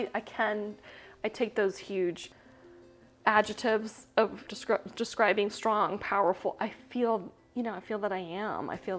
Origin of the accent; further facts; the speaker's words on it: Panama; moved away as an adult; also born or lived in Costa Rica; now in United States; I was born and raised in Central America. I don't know if you know that. I'm half Costa Rican. I was born in Costa Rica, raised in Panama. I'm military brat.